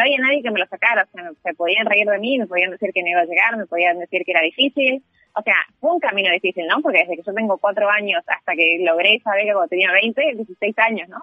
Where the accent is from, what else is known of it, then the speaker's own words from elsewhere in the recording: Uruguay; moved away as an adult; now in Singapore; yo cuando crecí acá en Uruguay